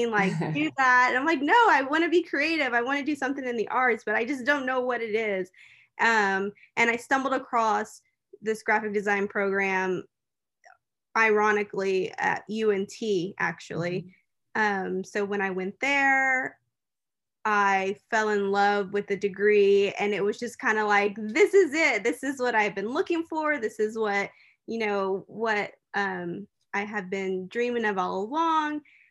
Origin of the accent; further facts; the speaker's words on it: Fort Worth, Texas, United States; I was born and raised here in Fort Worth, Texas